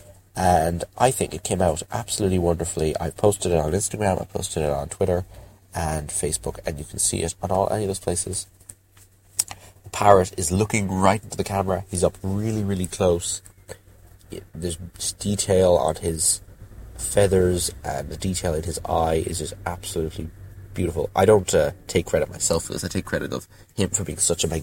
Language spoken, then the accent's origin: English; Ireland; I'm from Ireland